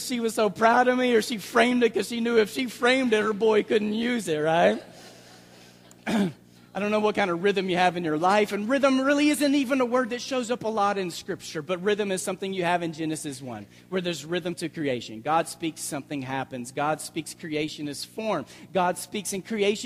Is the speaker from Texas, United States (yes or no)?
yes; Dallas, Texas, United States; the Bible Belt that I was raised in the Dallas area